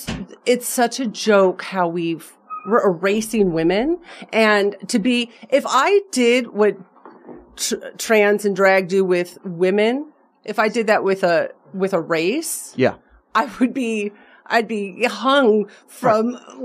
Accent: Las Vegas, Nevada, United States; I'm saying this as a 42-year-old woman who's born and raised in Las Vegas.

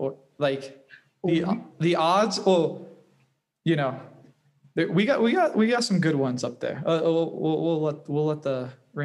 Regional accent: Miami, Florida, United States; moved away as an adult; also born or lived in Atlanta; we're both from Miami.

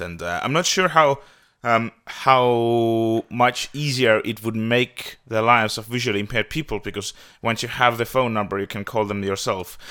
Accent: Tallinn, Harju County, Estonia; I am from Tallinn, Estonia

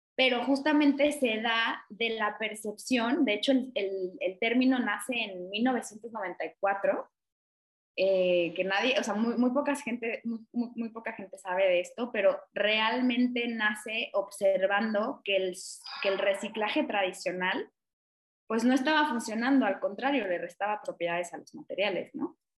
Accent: Mexico; lo que hemos visto como mexicanos

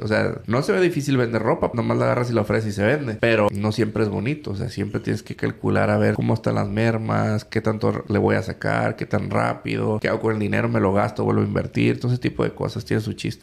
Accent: Mexico; yo soy mexicano

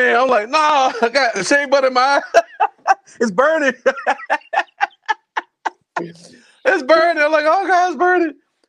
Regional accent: Spartanburg, South Carolina, United States; My hometown, Spartanburg

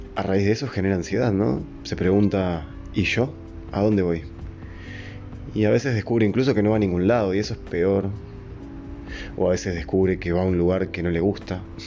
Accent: Uruguay; Yo soy de Uruguay, un país chico, en América

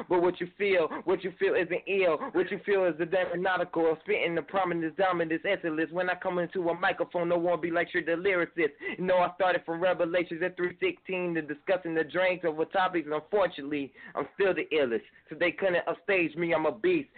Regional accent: Atlanta, Georgia, United States; now in Sumter, United States; I'm actually calling from Sumter, South Carolina, but I'm from Atlanta, Georgia as well

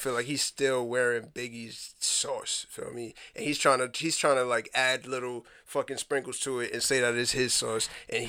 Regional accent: New York City, New York, United States; I'm a New Yorker as well

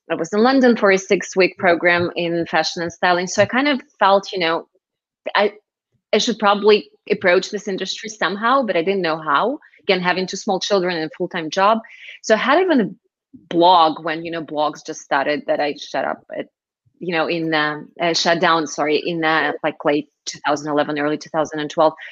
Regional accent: Moscow, Russia; moved away as an adult; also born or lived in Israel; I was born and raised in Moscow, moved to Israel in my very early 20s

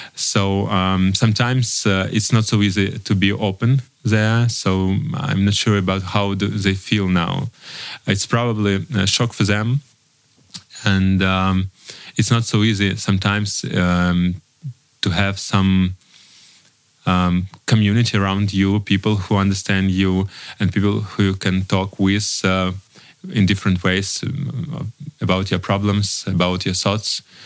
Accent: Donetsk Oblast, Ukraine; first language Russian; English is a second language; moved away as an adult; also born or lived in Kyiv, Ukraine; my native is Russian because I was born in Donetsk region and uh, moved to Kiev when I was 12. Um, so 20, not 12

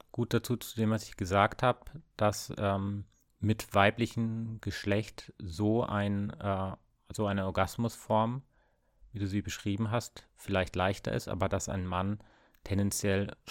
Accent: West Germany, Germany; ich bin auch im Westen aufgewachsen.

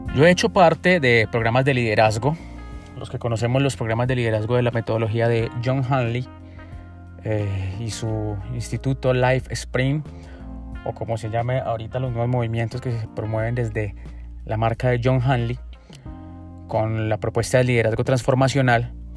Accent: Colombia; en mi país, en Colombia

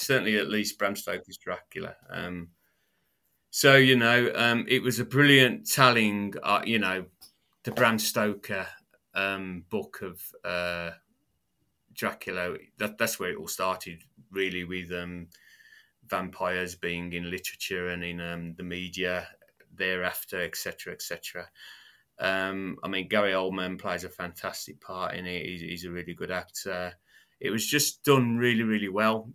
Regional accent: United Kingdom; accent: British; my British accent

